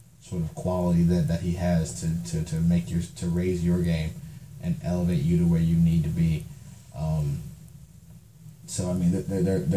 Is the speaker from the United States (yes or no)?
yes; Cleveland, Ohio, United States; I'm from Cleveland